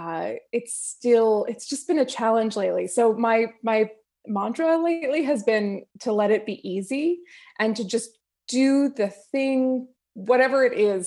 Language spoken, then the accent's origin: English; New Jersey, United States; also born or lived in Los Angeles, California; now in Azusa, United States; I'm originally from New Jersey, but I've lived in L A now for, uh, going on twelve years